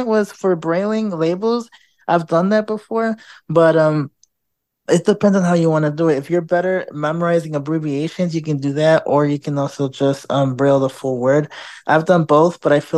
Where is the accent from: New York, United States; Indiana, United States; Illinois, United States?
Illinois, United States; Chicago; now in Houston, United States; I'm originally from Chicago